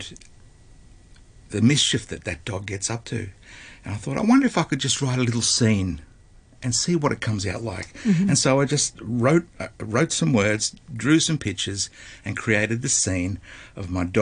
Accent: Melbourne, Victoria, Australia; moved away as an adult; now in Hong Kong; I'm actually originally from Melbourne, Australia

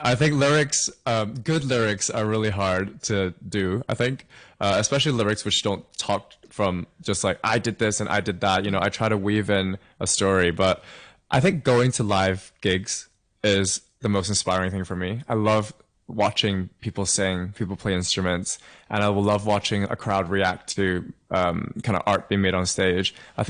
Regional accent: London, United Kingdom; also born or lived in Hong Kong / Kent; blend in my past of, growing up in Hong Kong as a teenager, and then also growing up in London and in Kent as well in the UK.

